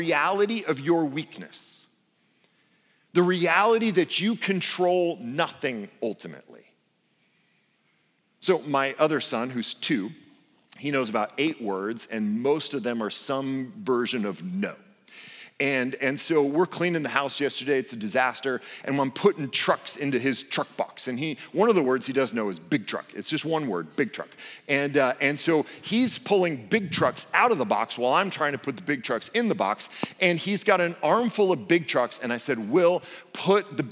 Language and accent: English; Portland, United States; I come from Portland and speak English poorly